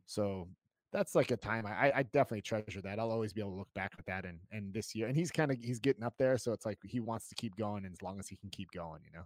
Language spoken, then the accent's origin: English; United States; moved away as an adult; now in Germany; I'm, I'm American